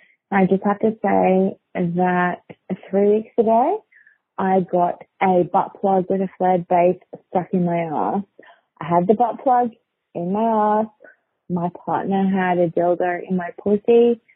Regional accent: Melbourne, Victoria, Australia; I'm from Australia. I'm from Melbourne.

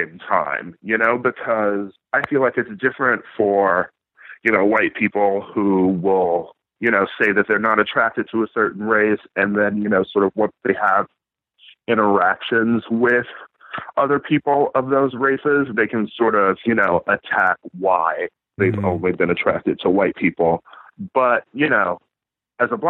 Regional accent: Wisconsin, United States; I grew up in the Midwest as well, mm-hmm. in Wisconsin

